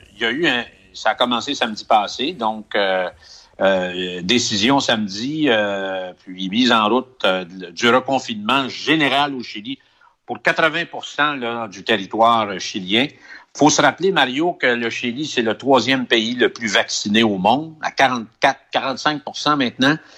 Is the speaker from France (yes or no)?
no; Quebec, Canada; now in Chile; chez nous